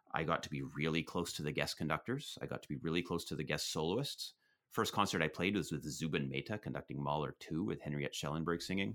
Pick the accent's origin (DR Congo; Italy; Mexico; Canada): Canada; Prince George, British Columbia; now in Toronto, Canada; I grew up in Prince George, B C